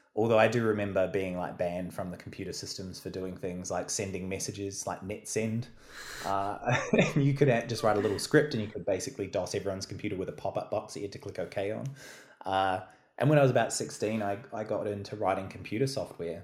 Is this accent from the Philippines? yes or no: no; New Zealand; moved away as an adult; now in Melbourne, Australia; I'm obviously from New Zealand originally